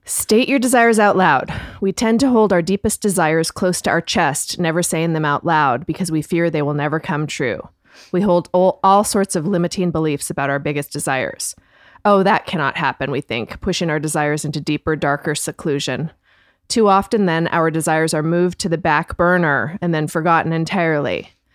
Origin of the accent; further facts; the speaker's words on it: Canada; I'm Canadian, but, um, like, very British, like, um, upbringing